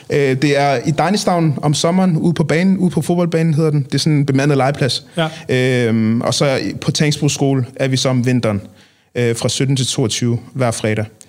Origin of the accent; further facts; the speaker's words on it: Copenhagen, Capital Region of Denmark, Denmark; jeg er opvokset i Nordvest